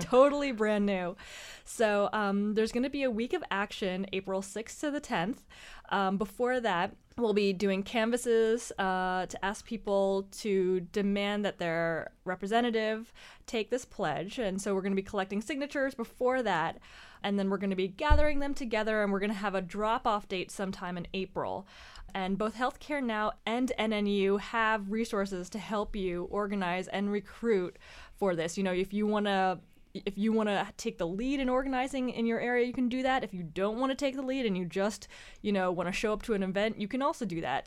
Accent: Georgia, United States; my home state of Georgia

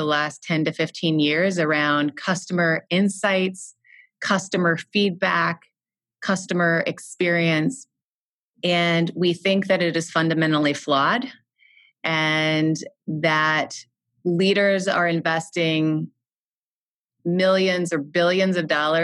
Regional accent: Midwest, United States; I am from the Midwest in the U.S.

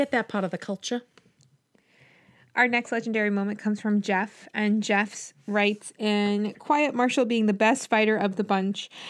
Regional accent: Canada; as a Canadian, I do know a lot of girls who are like that.

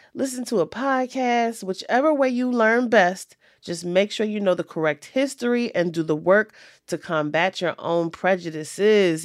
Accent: Richmond, Virginia, United States; my hometown of Richmond, Virginia

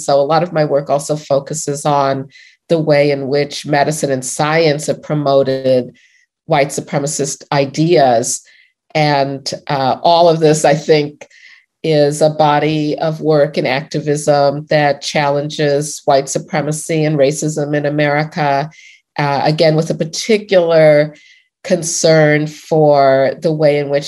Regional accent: Chicago, Illinois, United States; I grew up in Hyde Park in Chicago in the 1960s

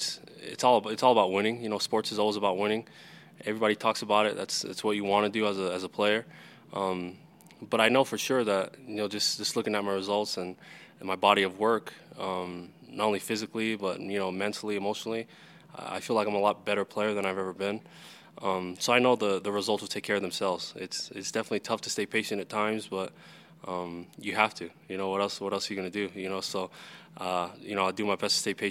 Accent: Salt Lake City, Utah, United States; I'm born and raised in Salt Lake City, Utah

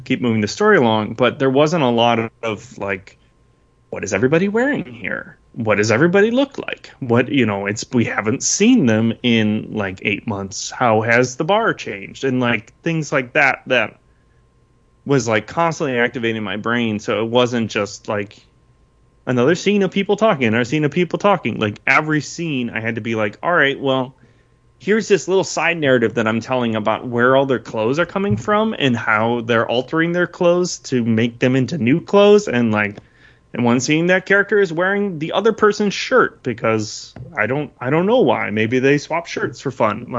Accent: Southeast Michigan, United States; I grew up in Southeast Michigan

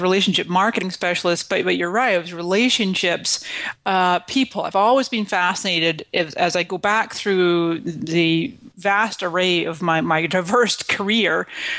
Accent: Scotland, United Kingdom; moved away as an adult; also born or lived in Canada; now in United States; And so I came to this country in 1999 from Scotland, and before that I was born in Canada.

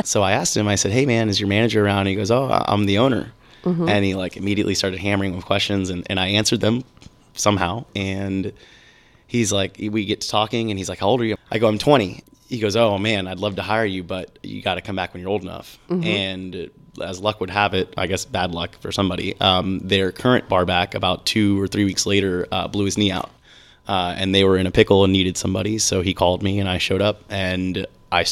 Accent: Tampa, Florida, United States; also born or lived in St. Petersburg, Florida; Tampa, actually. I grew up in Tampa, born and raised.

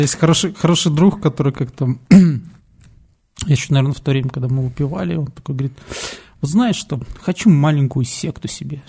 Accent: Belarus

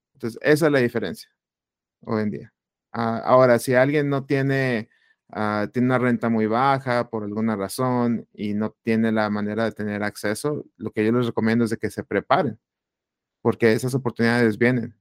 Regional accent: Phoenix, Arizona, United States; also born or lived in Chihuahua, Mexico; soy originario de Chihuahua, México. Ah, me vine a Estados Unidos de, niño ah, y del área de Phoenix, Arizona. Aquí crecí, aquí estudié

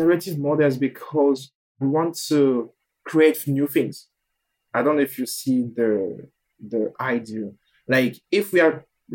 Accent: Benin; moved away; also born or lived in Quebec; I say I'm from Benin

